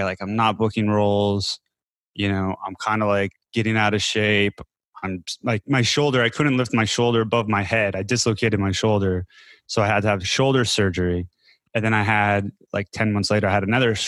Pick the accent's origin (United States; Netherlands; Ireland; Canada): United States; Denver, Colorado; moved away as an adult; also born or lived in California / Berlin, Germany; now in Chiang Mai, Thailand; I'm originally from Denver, Colorado